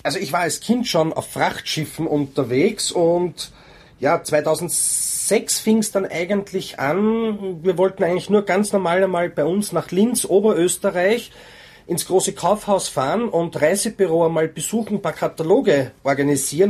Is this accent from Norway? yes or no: yes; Norway; now in Austria; Leben tue ich in Österreich, geboren bin ich in Norwegen